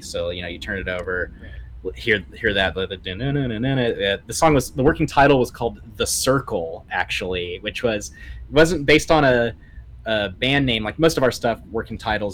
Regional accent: Oklahoma, United States; growing up in Oklahoma

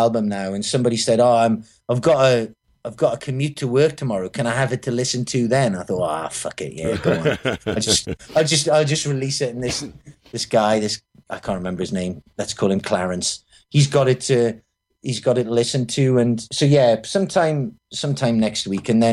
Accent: Newcastle upon Tyne, North East England, United Kingdom; Newcastle, where I'm from

